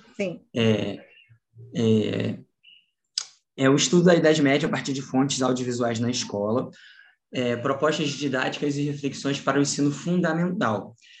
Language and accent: Portuguese; Rio de Janeiro, Brazil; Eu sou do Rio de Janeiro